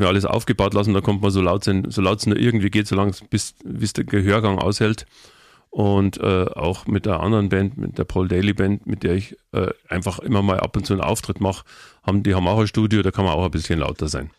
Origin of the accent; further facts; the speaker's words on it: Munich, Bavaria, Germany; Ich bin ein Stadtkind, meine Frau ist ein Stadtkind, wir sind in der Stadt geboren und wir leben gerne in der Stadt